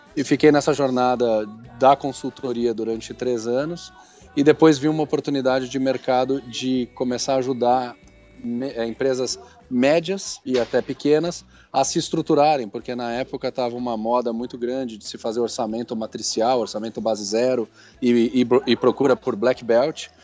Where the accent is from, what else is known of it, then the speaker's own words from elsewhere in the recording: São Paulo, Brazil; sou paulista paulistano